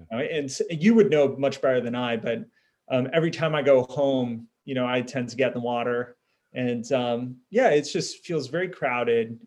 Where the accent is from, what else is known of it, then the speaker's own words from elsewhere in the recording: Southern California, United States; you and I grew up in Southern California culture